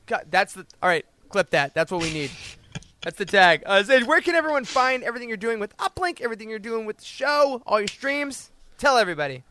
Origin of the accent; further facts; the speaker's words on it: Midwest, United States; my overly polite Midwestern face